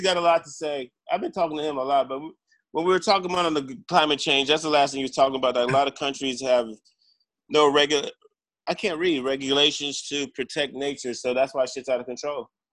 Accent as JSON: {"language": "English", "country": "Jamaica", "said": "I'm Jamaican. We we're we're a third world country"}